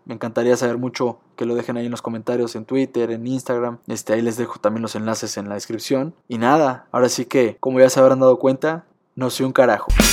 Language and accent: Spanish; Mexico; como mexicanos